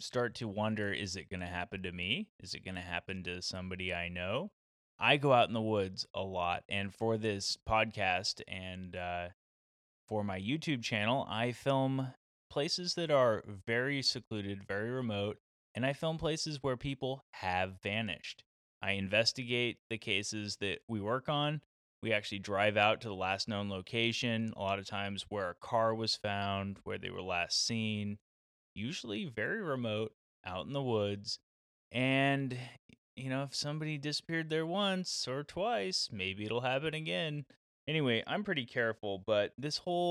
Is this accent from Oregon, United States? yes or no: yes; Oregon, United States; my home state, Oregon